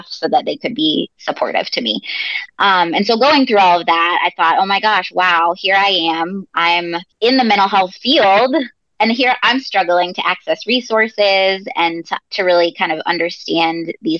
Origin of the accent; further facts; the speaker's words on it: Massachusetts, United States; now in Indiana, United States; I grew up in Massachusetts, and so I'm a huge Boston sports fan